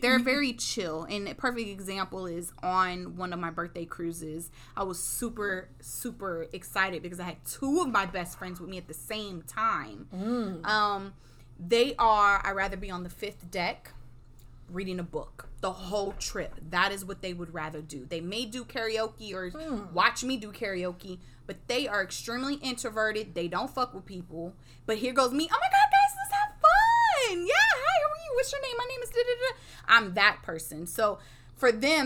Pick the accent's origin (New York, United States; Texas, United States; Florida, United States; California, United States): Texas, United States; Houston; I'm from Sharpstown, Third Ward area